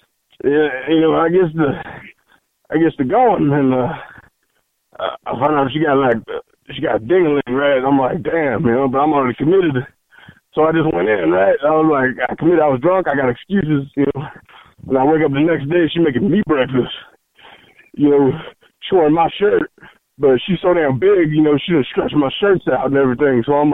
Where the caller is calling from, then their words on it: Point Blank, Mississippi, United States; I'm calling from Point Blank, Mississippi, okay?